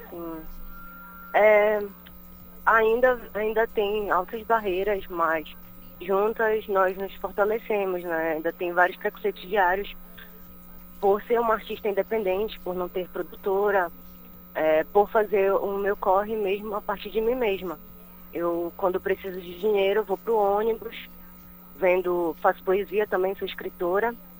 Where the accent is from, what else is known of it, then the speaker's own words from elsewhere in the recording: Belém, Pará, Brazil; Eu sou da Sacramento, Sacramento, mas eu cresci na Terra Firme, no bairro da Terra Firme